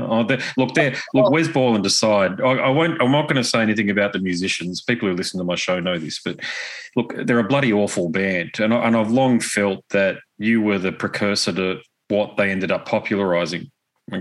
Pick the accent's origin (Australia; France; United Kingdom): Australia; I'm a fella from Australia.